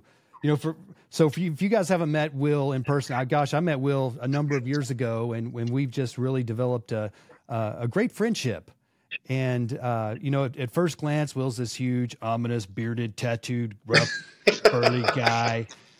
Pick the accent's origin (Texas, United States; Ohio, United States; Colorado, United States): Texas, United States; Dallas; I'm from Dallas.